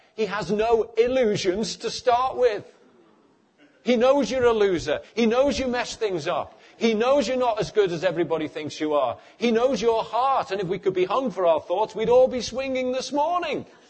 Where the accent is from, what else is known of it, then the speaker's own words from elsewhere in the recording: Liverpool, North West England, United Kingdom; moved away; also born or lived in East London; I come from Liverpool